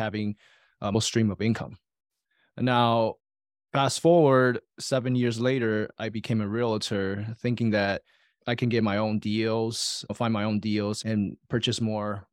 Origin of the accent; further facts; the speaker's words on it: Taiwan; moved away; I was born and raised in Taiwan with saver's mentality.